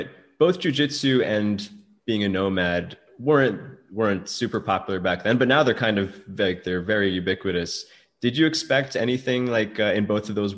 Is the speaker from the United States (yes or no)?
yes; United States; I'm American